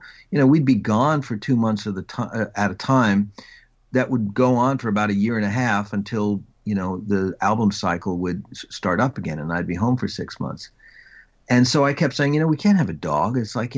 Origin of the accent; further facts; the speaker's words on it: Long Island, New York, United States; Well, I am from Long Island, and, you know, for most parts of the country, it's another planet.